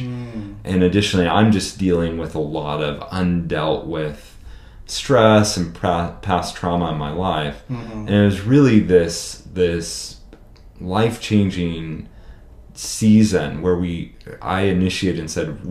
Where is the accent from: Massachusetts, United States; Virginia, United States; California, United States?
California, United States; now in Hillsboro, United States; We're both from California